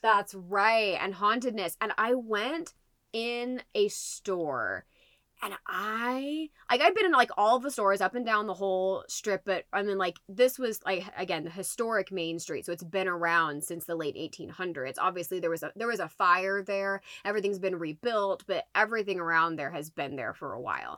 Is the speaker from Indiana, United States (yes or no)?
yes; Liston, Indiana, United States; I grew up in Liston, Indiana